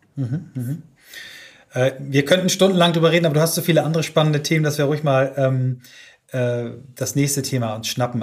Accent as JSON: {"language": "German", "town": "Kiel", "region": "Schleswig-Holstein", "country": "Germany", "tie": "born or raised there", "said": "unsere Jugend beide in Kiel verbracht haben"}